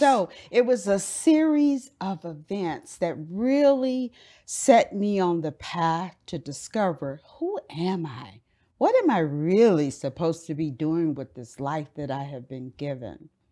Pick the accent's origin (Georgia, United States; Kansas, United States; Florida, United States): Florida, United States; Miami; now in Dallas, United States; I grew up in Miami, Florida